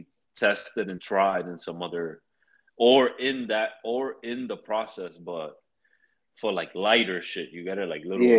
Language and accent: English; New York City, New York, United States; I'm from the Bronx.